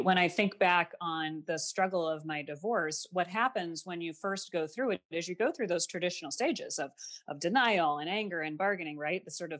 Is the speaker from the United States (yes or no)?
yes; Midwest, United States; I grew up classically in the Midwest. I have two parents. I don't have any brothers or sisters.